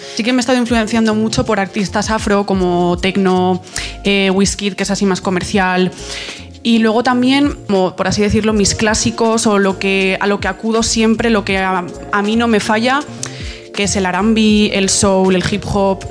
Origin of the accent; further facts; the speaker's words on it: Pamplona, Navarre, Spain; tengo 20 años, vengo de Pamplona